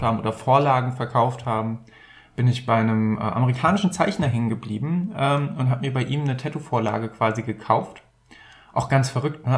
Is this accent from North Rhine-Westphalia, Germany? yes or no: yes; Bergisches Land, North Rhine-Westphalia, Germany; Ich komme aus dem Rheinland, da ist auch mal ein Römer durchmarschiert. Ich weiß es nicht. Eigentlich komme ich aus dem Bergischen Land